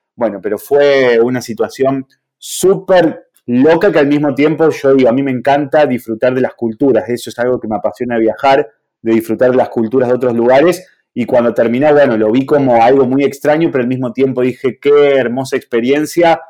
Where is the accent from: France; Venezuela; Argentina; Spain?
Argentina; aquí en Argentina